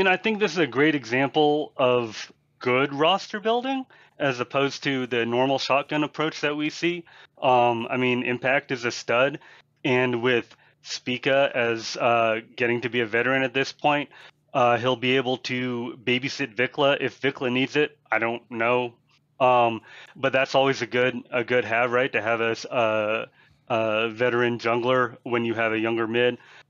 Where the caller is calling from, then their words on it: Boulder, Colorado, United States; Hey, I'm calling from Boulder, Colorado.